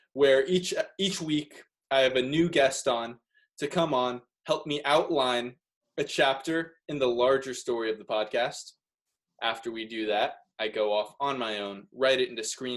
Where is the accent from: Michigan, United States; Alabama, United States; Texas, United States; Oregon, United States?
Texas, United States; moved away as an adult; also born or lived in Boston